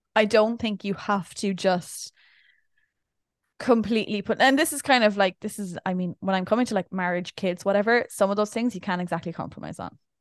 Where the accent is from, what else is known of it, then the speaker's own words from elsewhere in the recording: Ireland; being Irish